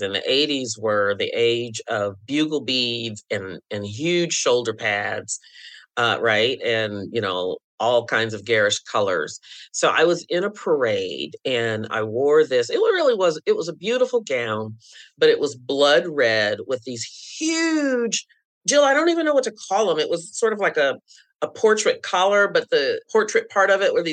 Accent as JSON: {"language": "English", "town": "Jonesboro", "region": "Arkansas", "country": "United States", "tie": "born or raised there", "also_born_or_lived": "Honolulu, Hawaii / Kentucky / Missouri / Kansas", "moved": "as an adult", "lives_now": "Michigan, United States", "said": "I grew up in Jonesboro, Arkansas, and it was a great place to grow up."}